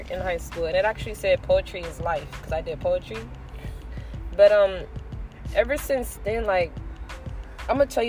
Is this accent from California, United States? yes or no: yes; San Diego, California, United States; also born or lived in La Mesa / Lemon Grove; I was born in San Diego, raised in San Diego too